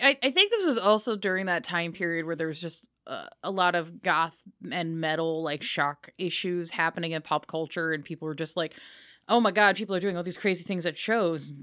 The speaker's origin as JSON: {"language": "English", "country": "United States", "also_born_or_lived": "United Kingdom", "said": "I am really proud of being an American"}